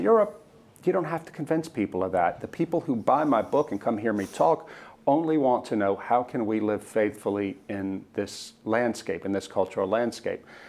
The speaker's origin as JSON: {"language": "English", "country": "United States", "said": "as an American Christian"}